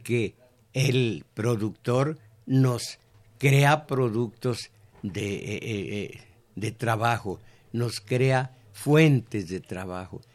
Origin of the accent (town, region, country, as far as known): Mexico